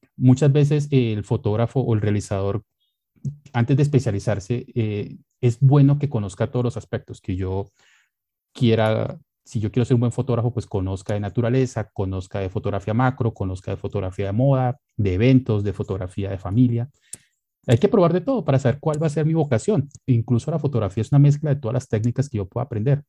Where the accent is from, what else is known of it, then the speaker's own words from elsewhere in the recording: Colombia; como buenos colombianos